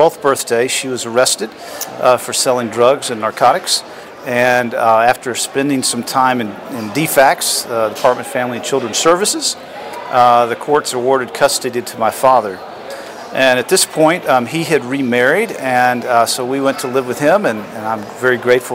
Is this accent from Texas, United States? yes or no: no; Atlanta, Georgia, United States; also born or lived in Florida; I was born in Atlanta, Georgia